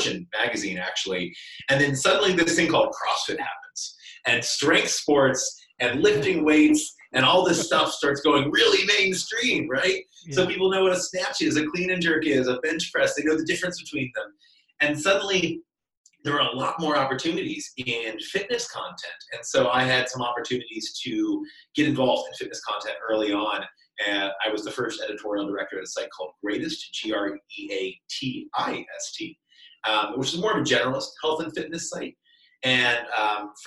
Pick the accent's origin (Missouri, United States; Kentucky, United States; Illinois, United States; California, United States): Kentucky, United States; central; moved away as an adult; also born or lived in Boston area; I was born and raised in Kentucky, central Kentucky, very rural area